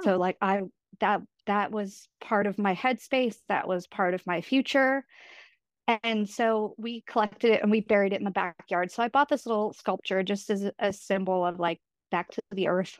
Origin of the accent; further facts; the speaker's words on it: New York, United States; my husband's from Vermont, I'm from New York